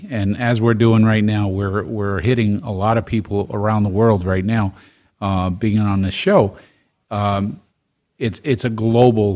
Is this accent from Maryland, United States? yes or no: no; New York City, New York, United States; I'm from Brooklyn